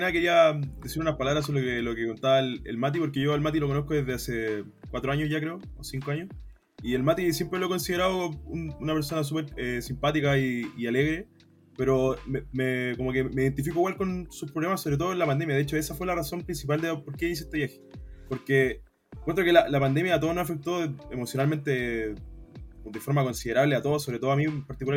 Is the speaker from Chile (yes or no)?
yes; Quilpué, Valparaíso, Chile; soy de Quilpué, de, la quinta región